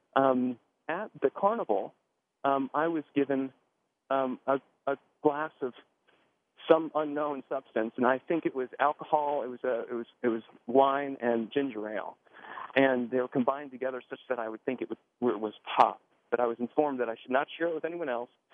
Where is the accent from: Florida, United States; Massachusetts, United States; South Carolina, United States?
Florida, United States; Miami; born or raised there